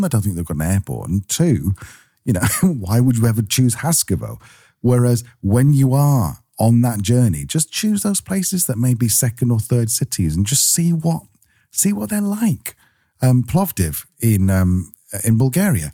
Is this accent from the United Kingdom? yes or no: yes; Manchester, North West England, United Kingdom; we're from Manchester in the UK, which is the second city.